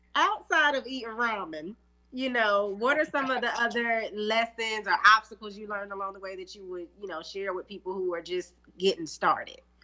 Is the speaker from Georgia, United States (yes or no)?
no; Charlotte, North Carolina, United States; I'm from Charlotte